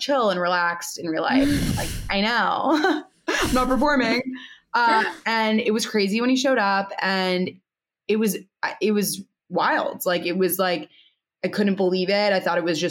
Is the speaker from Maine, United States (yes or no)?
no; New York, United States; I grew up in New York.